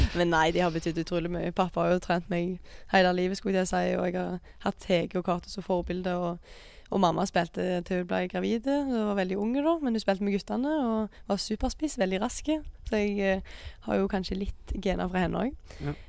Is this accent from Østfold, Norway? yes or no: no; Jæren, Rogaland, Norway; jeg er fra Jæren